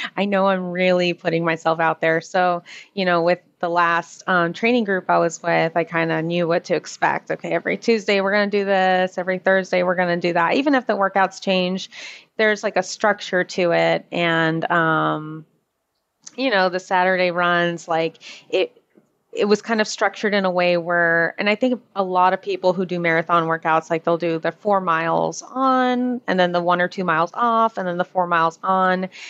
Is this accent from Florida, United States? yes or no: yes; Orlando, Florida, United States; I'm from Orlando